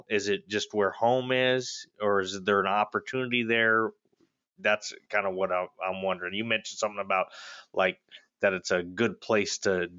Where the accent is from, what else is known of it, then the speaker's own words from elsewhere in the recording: New Mexico, United States; because I grew up in New Mexico